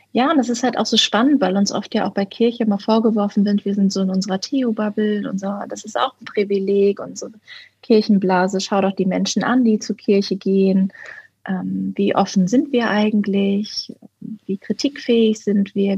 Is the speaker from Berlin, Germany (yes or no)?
yes; Berlin, Germany; ich komme ja aus Berlin